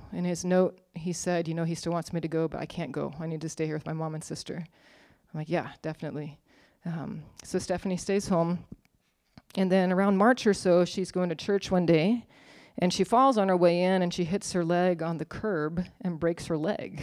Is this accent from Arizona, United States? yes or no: yes; Arizona State University's home town, United States; I went to Arizona State University, go Sun Devils. Um, huge secular institute, probably like seventy thousand students. But it was, it was in my hometown